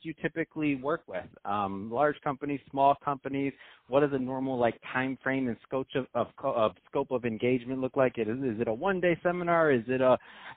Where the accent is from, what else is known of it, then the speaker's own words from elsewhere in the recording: Michigan, United States; now in Santa Monica, United States; I'm from Michigan